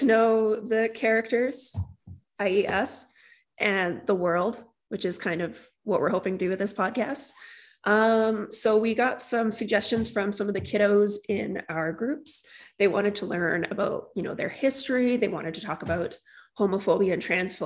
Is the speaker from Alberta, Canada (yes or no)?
yes; St. Albert, Alberta, Canada; I was born and raised here in Alberta, mostly grew up right here in St. Albert.